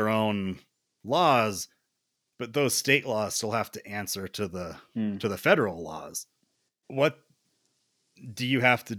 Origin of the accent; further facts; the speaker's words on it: South Carolina, United States; where I grew up, in South Carolina, which is like one of the first like colony states